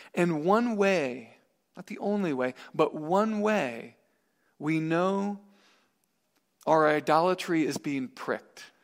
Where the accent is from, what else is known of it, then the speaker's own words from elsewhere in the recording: Missouri, United States; I'm from Missouri